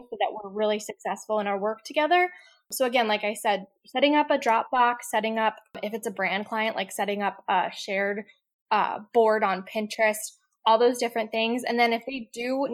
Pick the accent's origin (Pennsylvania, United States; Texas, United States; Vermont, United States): Pennsylvania, United States; Lancaster; moved away as an adult; also born or lived in Outer Banks, North Carolina / upstate New York; So I grew up in Lancaster, Pennsylvania, which is like Amish country. And I grew up there.